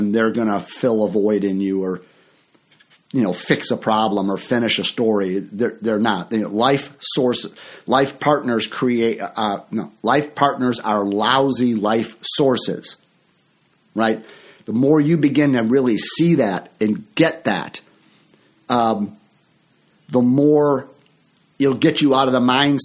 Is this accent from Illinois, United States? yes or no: yes; near Chicago, Illinois, United States; my hometown here near Chicago